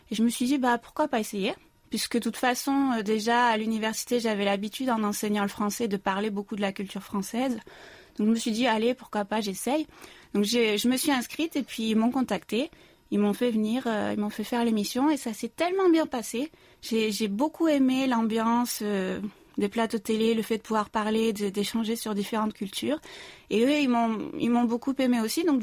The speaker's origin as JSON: {"language": "French", "town": "Marseille", "region": "Provence-Alpes-Côte d'Azur", "country": "France", "also_born_or_lived": "South Korea", "moved": "as an adult", "lives_now": "Seoul, South Korea", "said": "Euh, je suis française, originaire de Marseille, mais je vis en Corée depuis presque 13 ans. Je me suis installée en 2007 et j'ai été naturalisée coréenne en 2018, donc maintenant j'ai la double nationalité franco-coréenne."}